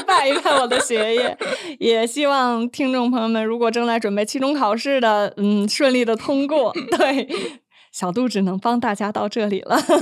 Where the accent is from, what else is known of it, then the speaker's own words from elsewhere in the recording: Beijing, China; 在我的家乡，就北京门头沟那边儿就有一特别有名儿的叫潭柘寺